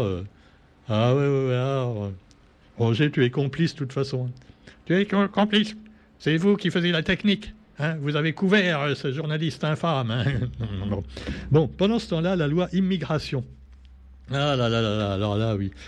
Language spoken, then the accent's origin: French; France; on est français